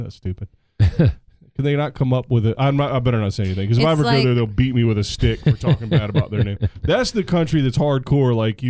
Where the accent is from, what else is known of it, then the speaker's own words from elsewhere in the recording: United States; I'm an American, baby.